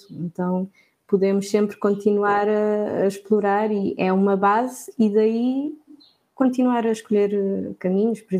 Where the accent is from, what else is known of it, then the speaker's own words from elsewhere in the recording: Porto, Norte, Portugal; also born or lived in Lisbon; now in Cape Verde; eu acho que nunca tive muito o, o sotaque do Porto, porque também vivi muitos anos em Lisboa, então eu sempre fui um híbrido que adapto-me com quem estou a falar.